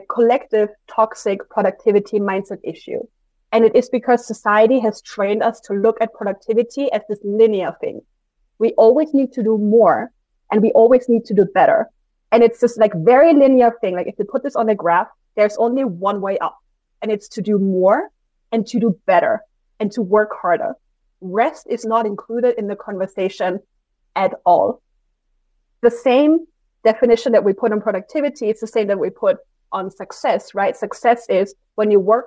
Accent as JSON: {"language": "English", "country": "Austria", "said": "I'm from Austria"}